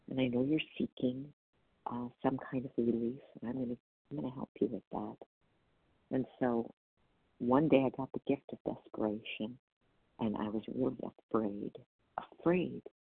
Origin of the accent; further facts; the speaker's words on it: Wisconsin, United States; Oh, I'm from Wisconsin.